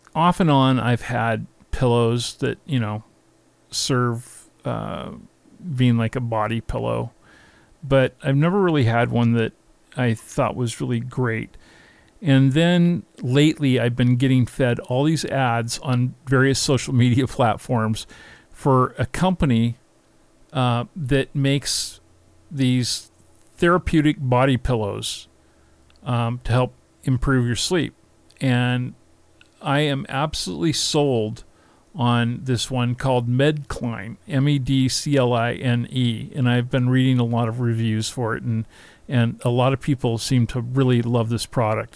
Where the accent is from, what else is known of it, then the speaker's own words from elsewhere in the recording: Seattle, Washington, United States; my hometown of Seattle